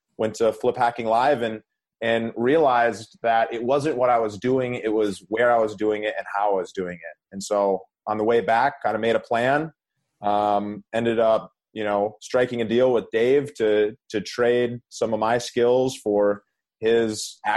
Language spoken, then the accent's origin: English; Minnesota, United States; now in Southern California, United States; I grew up in Minnesota